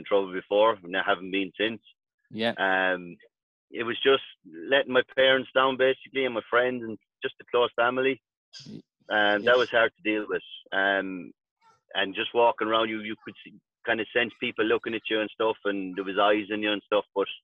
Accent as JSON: {"language": "English", "region": "County Clare", "country": "Ireland", "tie": "born or raised there", "said": "down in my hometown in Clare"}